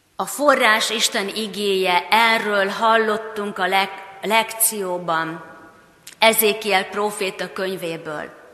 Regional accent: Hungary; mint magyarok, mint reformátusok

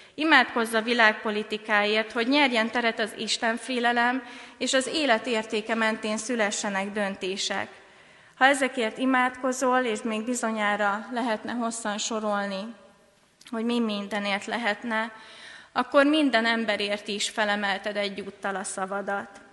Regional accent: Hungary; first language Hungarian; Magyar honfitársaim

